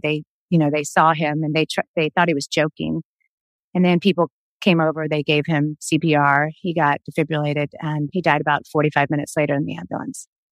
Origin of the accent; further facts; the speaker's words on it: the South, Florida, United States; we grew up in the South where everybody was like kind of fundamentalist Christian